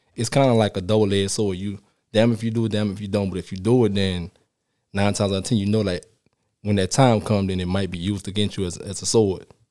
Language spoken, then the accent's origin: English; New Orleans, Louisiana, United States; moved away; I'm from New Orleans, Louisiana. I started playing down there